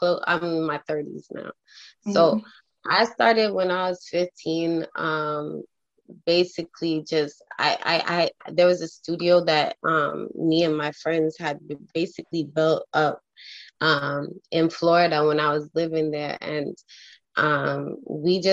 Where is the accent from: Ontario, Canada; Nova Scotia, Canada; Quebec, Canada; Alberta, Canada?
Ontario, Canada; Toronto; I'm from Toronto. So up here in Toronto